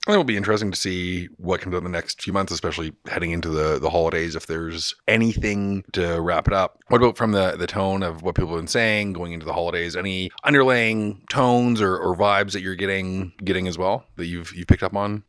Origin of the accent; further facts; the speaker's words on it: Toronto, Ontario, Canada; We're in Toronto, my hometown